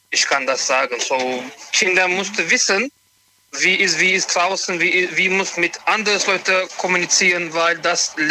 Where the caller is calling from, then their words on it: Montabaur, Rhineland-Palatinate, Germany; ich komme von Montabaur.